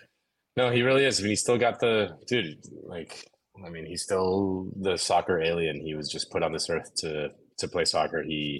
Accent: Miami, Florida, United States; I'm from Miami.

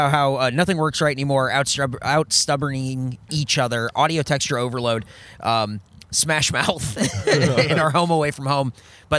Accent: Southern California, United States; now in Austin, United States; I grew up in Southern California

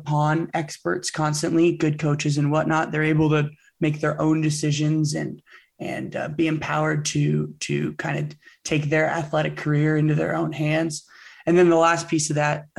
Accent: Bay Area, California, United States; I grew up in the Bay Area, California.

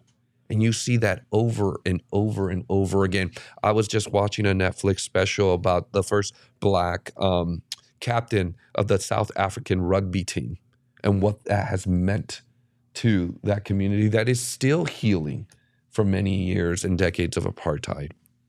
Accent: Mexico; now in United States; You know, I was an 8-year-old kid in Dodger Stadium watching this lefty from my home country.

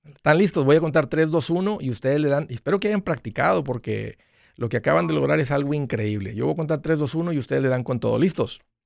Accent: Matamoros, Tamaulipas, Mexico; moved away; somos paisanos, somos del mismo pueblo

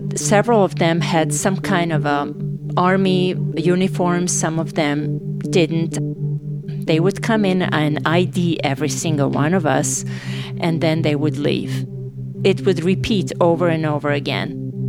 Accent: Novi Sad, Vojvodina, Serbia; moved away as an adult; also born or lived in Sarajevo, Bosnia and Herzegovina; I am from Novi Sad. I'm going home.

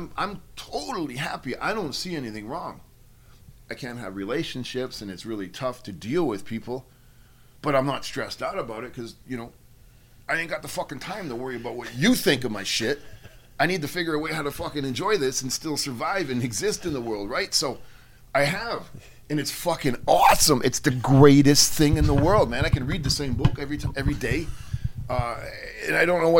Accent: Mexico; because I'm from Mexico and I'm hardcore

